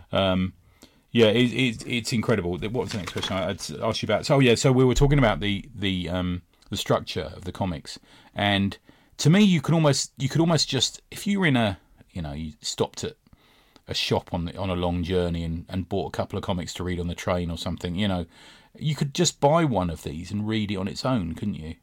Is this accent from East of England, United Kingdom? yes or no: no; London, United Kingdom; growing up in West London